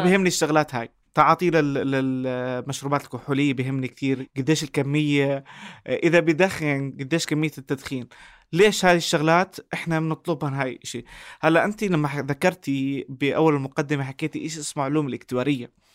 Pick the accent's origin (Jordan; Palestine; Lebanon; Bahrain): Jordan; عندنا بالاردن